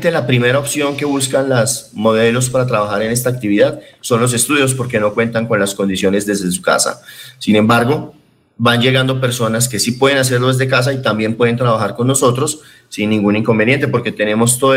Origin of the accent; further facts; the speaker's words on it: Medellín, Antioquia, Colombia; yo soy de Medellín